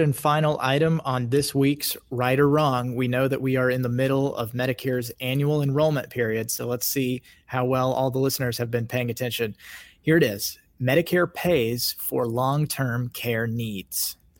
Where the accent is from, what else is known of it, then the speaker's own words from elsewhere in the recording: Kansas, United States; I grew up in Kansas